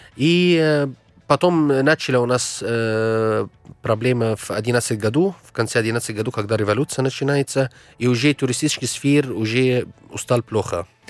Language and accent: Russian; Egypt; Russian is a second language; moved away; в нашей стране